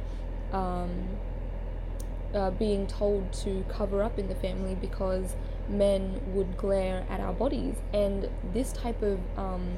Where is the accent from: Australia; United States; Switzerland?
Australia; Being a Fiji Indian, but born and raised in Australia, has been quite an interesting lifestyle